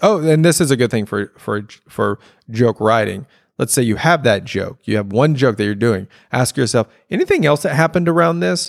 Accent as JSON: {"language": "English", "region": "Louisiana", "country": "United States", "tie": "born or raised there", "said": "I have my specific life of growing up in Louisiana"}